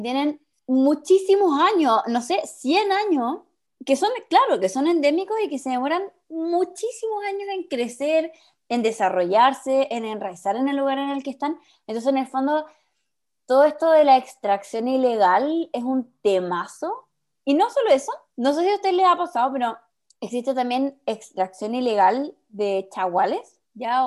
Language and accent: Spanish; Chile; como chilenos que somos